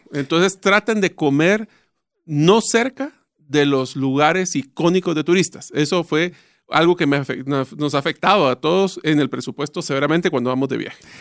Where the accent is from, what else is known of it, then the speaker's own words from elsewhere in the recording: Guatemala; Nosotros ya estamos acostumbrados